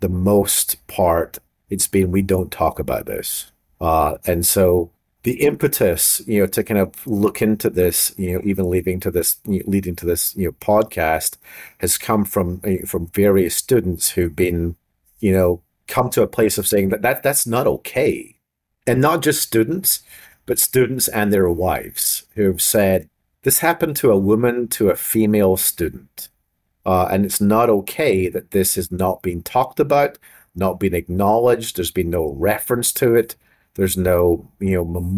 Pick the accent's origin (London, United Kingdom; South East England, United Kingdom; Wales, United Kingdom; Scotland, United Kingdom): Scotland, United Kingdom; being Scottish